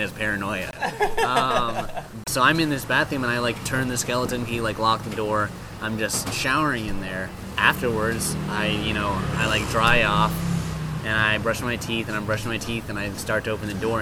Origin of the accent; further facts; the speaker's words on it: Hong Kong; I grew up in Hong Kong